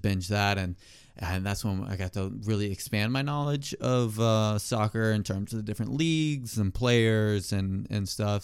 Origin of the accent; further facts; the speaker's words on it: Hilton Head, South Carolina, United States; also born or lived in Rock Hill, South Carolina; now in Charlotte, United States; I'm originally from Hilton Head, South Carolina